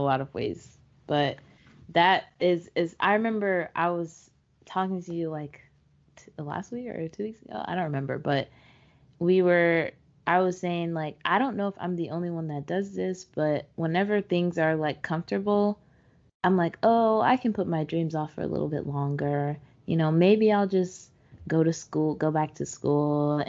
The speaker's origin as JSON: {"language": "English", "region": "Georgia", "country": "United States", "tie": "born or raised there", "also_born_or_lived": "Florida", "said": "But I grew up in Georgia"}